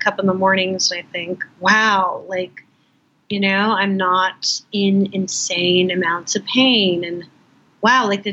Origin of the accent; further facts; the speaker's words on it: Los Angeles, California, United States; moved away as an adult; also born or lived in Northern New Mexico; now in New York, United States; I grew up in Los Angeles, I never got to know that city the way I got to know New York. I came to New York when I was 18